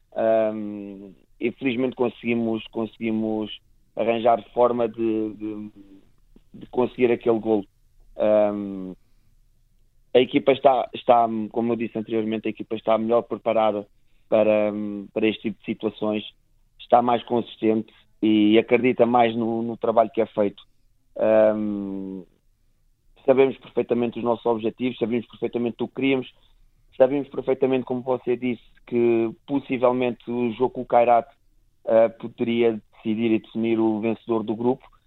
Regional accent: Portugal; enquanto portugueses

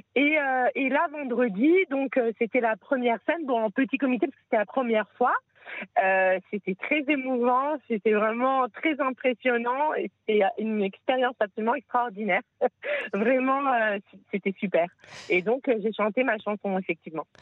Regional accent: France; now in Israel; quand on vient de France

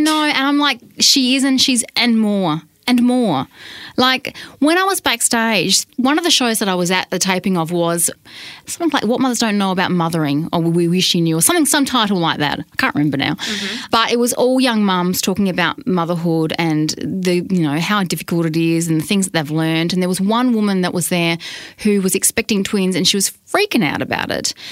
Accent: Australia; accent: Australian; She straight away said Australian

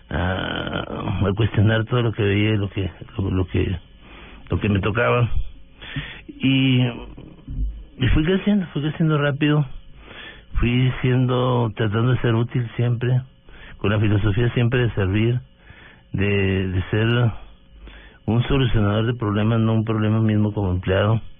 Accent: Delicias, Chihuahua, Mexico; moved away as an adult; now in Bogotá, Colombia; norte de México, de Ciudad de Chihuahua. Es una población de 120 mil habitantes. Eh, crecí en, Delicias, estudiando en la escuela primaria local.

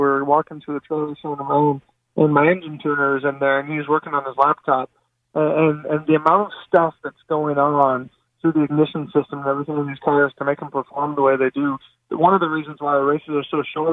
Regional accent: Canada; I grew up in Canada, raced snowmobiles and everything growing up

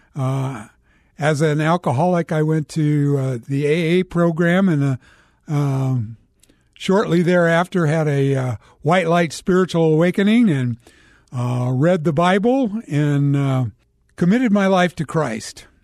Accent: Cheyenne, Wyoming, United States; moved away; also born or lived in Phoenix, Arizona / Scottsdale, Arizona; I was born in Cheyenne, Wyoming

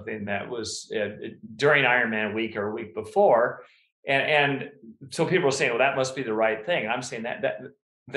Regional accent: Davis, California, United States; moved away; my childhood house on Elmwood Drive in Davis

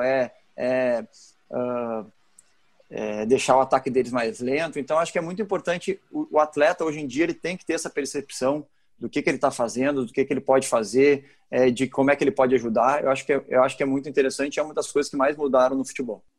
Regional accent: Porto Alegre, Rio Grande do Sul, Brazil; moved away; o Grêmio e o Inter foi onde eu fui criado

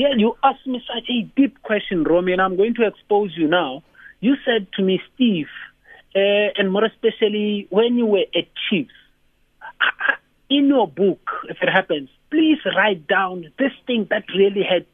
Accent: Free State, South Africa; also born or lived in Kroonstad; I was born and bred in the Free State in 1967

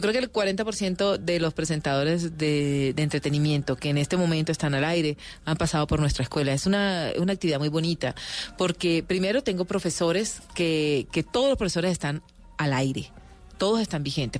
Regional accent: Barranquilla, Atlántico, Colombia; yo soy una mujer, una barranquillera que ha trabajado, que se levanta de sol a sol

